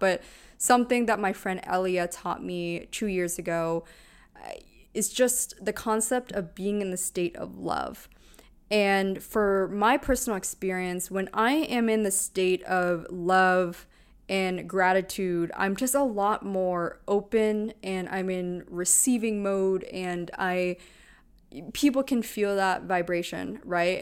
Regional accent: Pennsylvania, United States; moved away; grew up in, in Pennsylvania

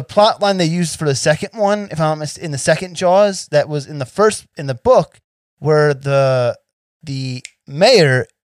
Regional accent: New Jersey, United States; now in Las Vegas, United States; I'm from Jersey originally.

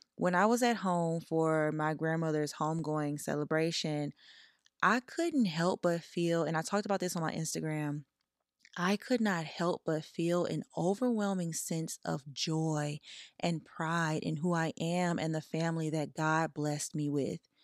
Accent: Louisiana, United States; now in Los Angeles, United States; I'm from Louisiana. My entire family is in Louisiana

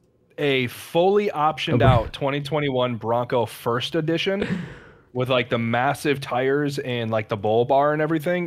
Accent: Detroit, Michigan, United States; I grew up in Detroit, Michigan

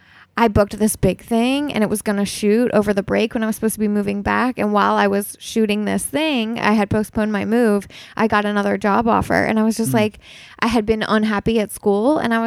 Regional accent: New York, United States; now in Los Angeles, United States; So like for me, you know, I came from New York before I moved

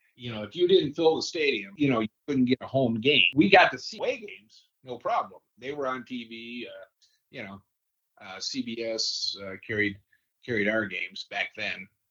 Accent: just outside of Detroit, Michigan, United States; I grew up just outside of Detroit.

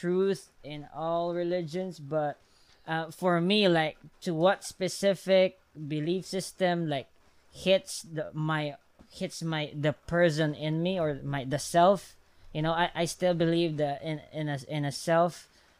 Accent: Philippines; I'm just Filipino

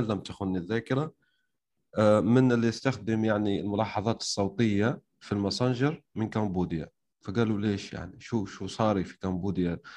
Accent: Algeria; انا مش مصري يعني حتى انت لو كنت غبي وما تعرف الجزائر كذا وكذا يعني المفروض تعطيني لهجه الجزائريه

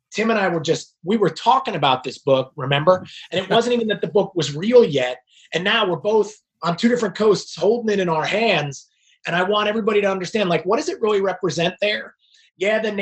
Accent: New Jersey, United States; now in Charlotte, United States; I'm from New Jersey, but right now I am coming to everybody from right outside of Charlotte, North Carolina

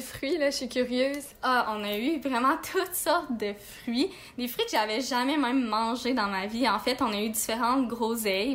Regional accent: Quebec, Canada; moved away as an adult; nous, on vient de Québec

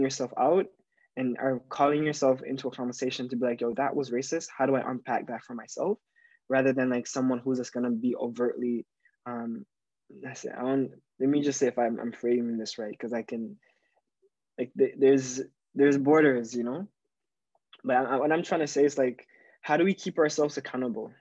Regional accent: Jamaica; now in Toronto, Canada; growing up in Jamaica

